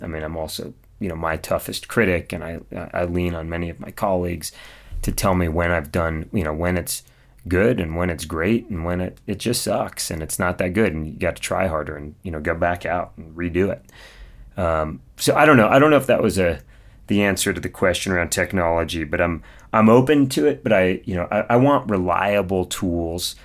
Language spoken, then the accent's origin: English; Mojave Desert of California, United States; I grew up in the Mojave Desert of California, so kind of out near Edwards Air Force Base.